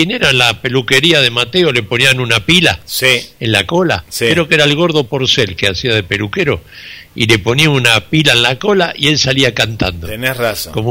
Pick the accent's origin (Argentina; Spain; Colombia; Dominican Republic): Argentina; Buenos Aires; moved away; de cuando vine de Buenos Aires, después este, antes de venir de Buenos Aires a Jardino